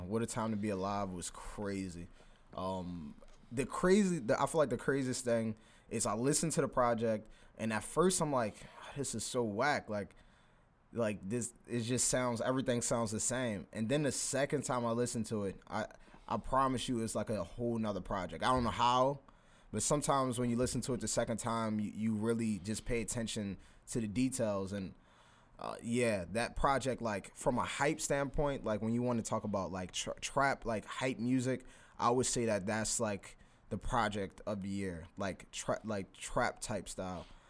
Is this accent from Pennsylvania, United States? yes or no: yes; Philadelphia, Pennsylvania, United States; I'm from Philly